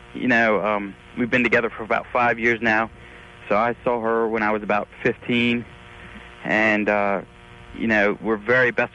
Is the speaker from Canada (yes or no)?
no; Maryland, United States; I'm from Maryland.